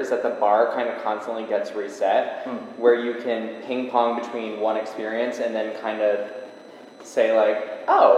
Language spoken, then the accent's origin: English; Michigan, United States; moved away; I grew up in Michigan